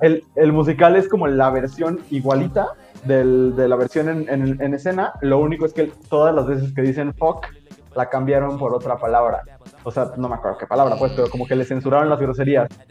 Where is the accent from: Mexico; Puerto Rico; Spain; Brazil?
Mexico